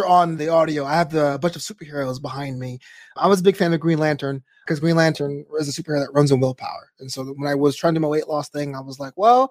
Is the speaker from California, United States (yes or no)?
no; New York, United States; I'm from New York, so my local federation was WWF at the time